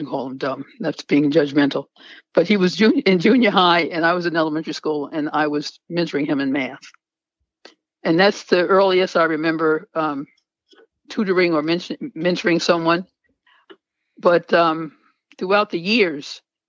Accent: New York City, New York, United States; I grew up in Queens

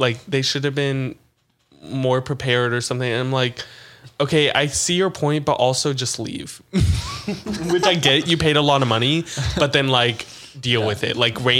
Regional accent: Pittsburgh, Pennsylvania, United States; now in Nashville, United States; I'm from Pittsburgh.

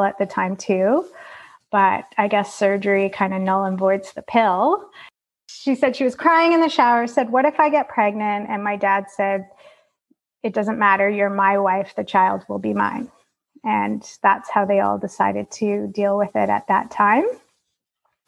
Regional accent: Calgary, Alberta, Canada; I was born in Calgary, Alberta in 1976

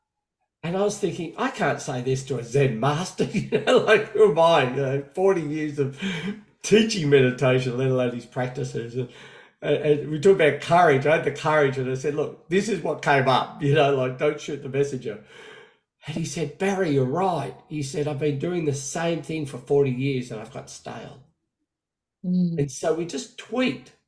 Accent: Australia; now in United States; I'm now living in America, even though I'm from Australia

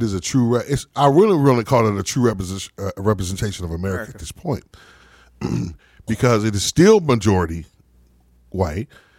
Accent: Atlanta, Georgia, United States; but for 17 years I lived in Atlanta, and I grew up initially in Atlanta.

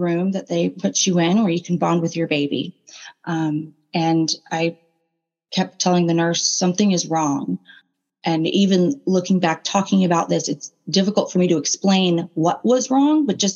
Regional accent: Raleigh, North Carolina, United States; Where my family is born and raised in the Raleigh, Durham, North Carolina area.

